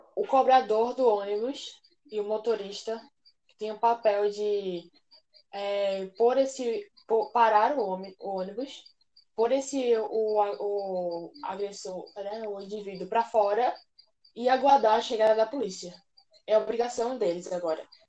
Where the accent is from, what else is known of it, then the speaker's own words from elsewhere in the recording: Recife, Pernambuco, Brazil; Eu não sou é, de São Paulo, eu sou de Recife